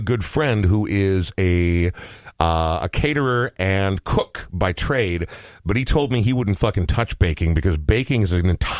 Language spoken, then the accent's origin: English; Portland, Oregon, United States; I was born in Portland, Oregon.